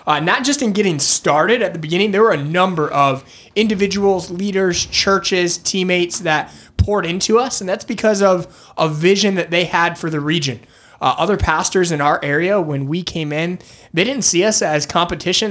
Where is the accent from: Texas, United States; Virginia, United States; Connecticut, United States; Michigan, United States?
Michigan, United States; moved away as an adult; also born or lived in Northeast US; now in Northeast, United States; I grew up in Michigan, uh, moved to the Northeast uh, about 11 years ago